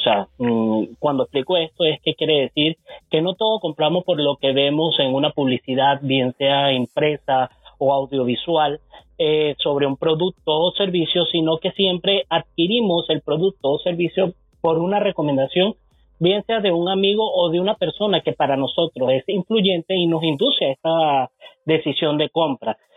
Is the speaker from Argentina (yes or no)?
no; Venezuela